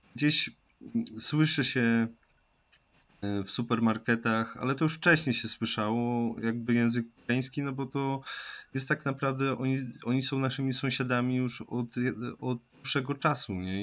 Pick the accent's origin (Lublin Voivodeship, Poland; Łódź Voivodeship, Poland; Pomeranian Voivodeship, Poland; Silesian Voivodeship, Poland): Silesian Voivodeship, Poland; Tarnowskie Góry; dumny tak naprawdę z Tarnogórzan, jak już ogólnie jestem dumny no z Polaków